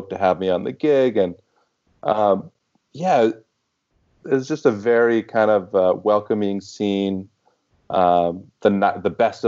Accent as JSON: {"language": "English", "town": "Houston", "region": "Texas", "country": "United States", "tie": "born or raised there", "also_born_or_lived": "Boston", "moved": "as an adult", "lives_now": "New York, United States", "said": "it was my hometown. That's where I grew up"}